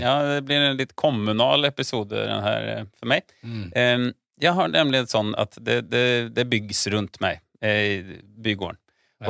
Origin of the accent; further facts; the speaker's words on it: Sweden; Norwegian is a second language; now in Norway; som svensk